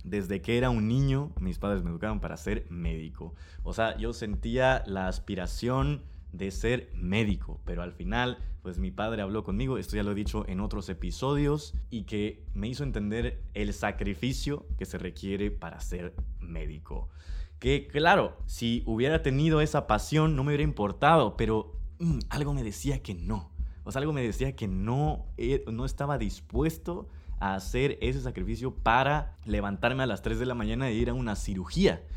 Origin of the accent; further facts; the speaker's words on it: Villahermosa, Tabasco, Mexico; nací en Villahermosa, Tabasco, México